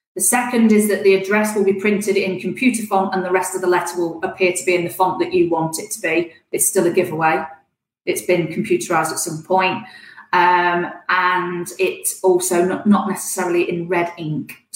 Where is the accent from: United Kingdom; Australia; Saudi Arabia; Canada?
United Kingdom; Nottingham, East Midlands; I'm from Nottingham